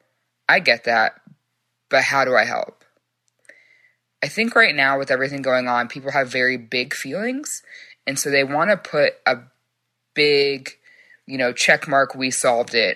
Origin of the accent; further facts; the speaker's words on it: Frisco, Texas, United States; I'm from Frisco, Texas